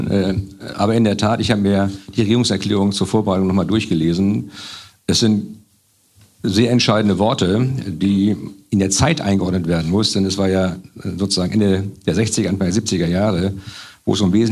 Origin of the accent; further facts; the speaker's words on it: Schleswig-Holstein, Germany; komme aus Schleswig-Holstein, insofern.